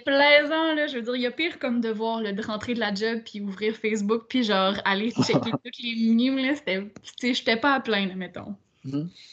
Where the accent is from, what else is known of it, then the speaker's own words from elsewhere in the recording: Quebec City, Quebec, Canada; moved away; also born or lived in Montreal; je viens de Québec